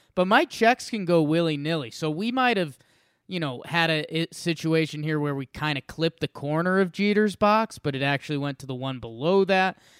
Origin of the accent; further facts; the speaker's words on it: Middlebury, Connecticut, United States; now in Denver, United States; I have one hometown I'm from, Middlebury, Connecticut